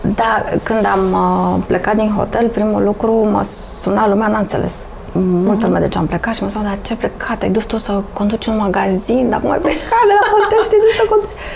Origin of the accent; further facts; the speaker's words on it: Romania; suntem români